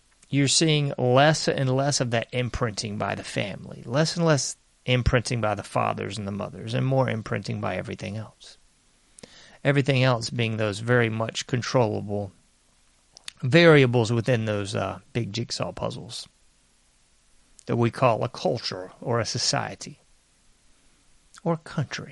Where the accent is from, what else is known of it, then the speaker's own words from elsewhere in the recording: United States; I'm an American